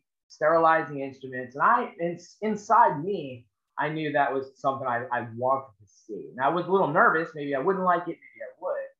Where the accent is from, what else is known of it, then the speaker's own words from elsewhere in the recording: Long Island, New York, United States; moved away as an adult; now in Charleston, United States; I'm born and raised on Long Island, New York